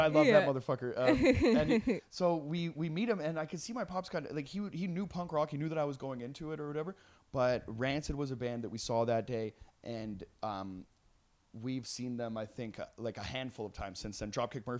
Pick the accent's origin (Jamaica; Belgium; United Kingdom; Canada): Canada; Trail, British Columbia; I grew up in Trail, which is about 8 hours east.